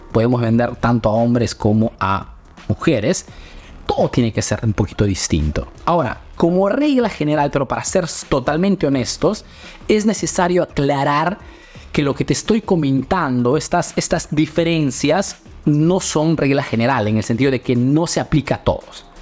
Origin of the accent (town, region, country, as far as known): Peru; now in Italy